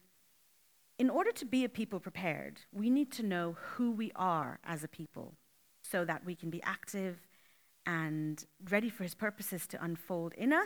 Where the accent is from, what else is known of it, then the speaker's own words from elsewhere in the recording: Canada; moved away as an adult; now in Australia; I'm from Canada and I've moved to Australia 5 months ago